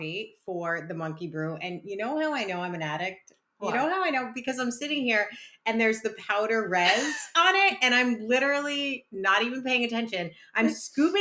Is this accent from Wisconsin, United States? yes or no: no; New Jersey, United States; now in Rhode Island, United States; I grew up in the Jersey school system